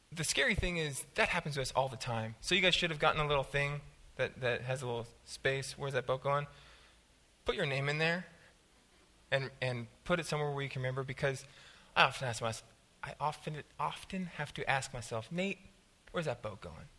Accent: Southern California, United States; I'm from Southern California

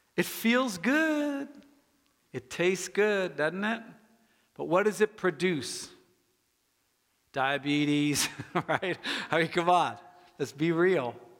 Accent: United States; I'm an American

